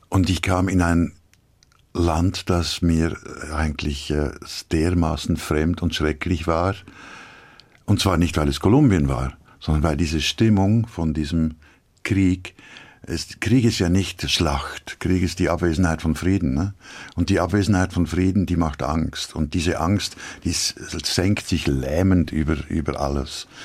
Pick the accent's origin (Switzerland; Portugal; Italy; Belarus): Switzerland; Ich bin Schweizer und ich mag die Schweiz